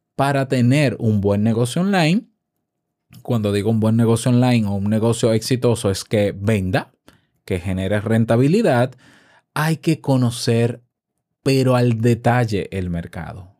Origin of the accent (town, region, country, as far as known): Dominican Republic